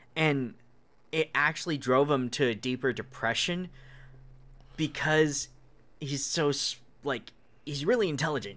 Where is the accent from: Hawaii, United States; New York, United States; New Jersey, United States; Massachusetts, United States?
Hawaii, United States; I'm from Hawaii, which is, like, the giant cultural melting pot